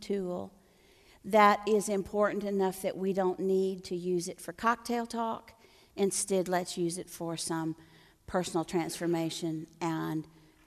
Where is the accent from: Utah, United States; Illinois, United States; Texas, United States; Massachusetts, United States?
Texas, United States; Floydada; I'm from a little town in the panhandle of Texas. I'm from Floydada, Texas